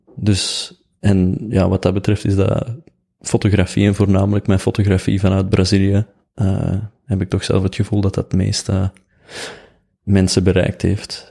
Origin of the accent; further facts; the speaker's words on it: Oelegem, Flanders, Belgium; ik kom uit Oelichem.